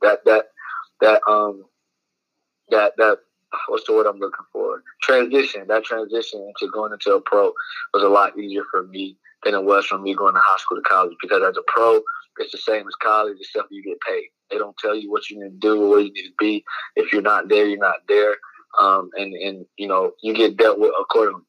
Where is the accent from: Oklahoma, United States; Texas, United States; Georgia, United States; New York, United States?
Georgia, United States; my home state